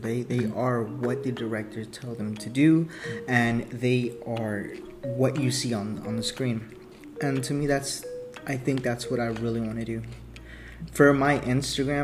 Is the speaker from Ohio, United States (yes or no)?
yes; Columbus, Ohio, United States; also born or lived in Mexico; I was brought to Columbus, actually, and I stayed here all my life. So through elementary school, middle school, and high school, I lived here.